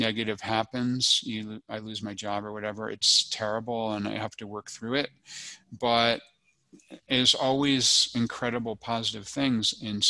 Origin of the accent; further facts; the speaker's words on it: United States; moved away as an adult; also born or lived in Hong Kong / Japan; I'm an American citizen